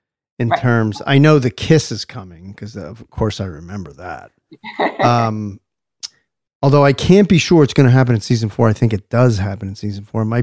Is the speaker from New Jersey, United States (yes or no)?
yes; New Jersey, United States; I'm from Jersey.